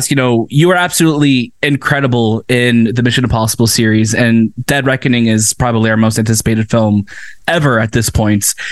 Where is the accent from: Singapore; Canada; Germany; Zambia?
Canada; I'm Canadian.